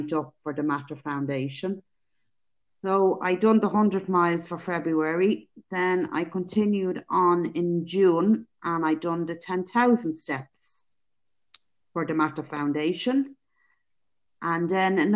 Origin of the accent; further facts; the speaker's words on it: Dublin, Leinster, Ireland; now in County Meath, Ireland; I live in County Meath. I'm originally from Dublin